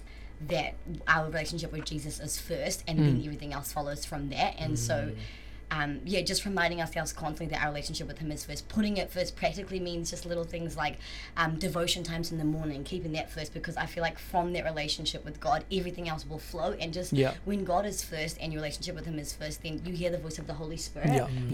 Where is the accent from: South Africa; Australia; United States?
South Africa; I'm full South African.